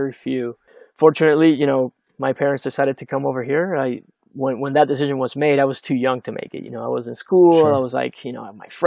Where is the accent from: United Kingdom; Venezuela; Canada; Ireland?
Venezuela; moved away as an adult; I grew up in Venezuela